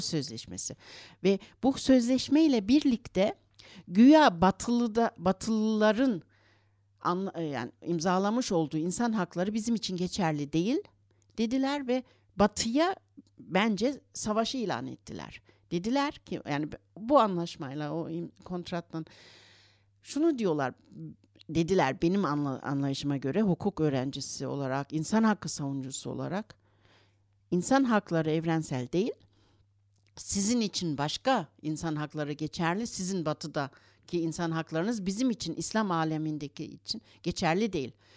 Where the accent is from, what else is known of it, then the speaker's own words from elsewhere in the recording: Berlin, Germany; also born or lived in Istanbul, Turkey; 6 yaşımda Almanya'ya geldik. Annem babam işçi ailesi olarak geldiler buraya.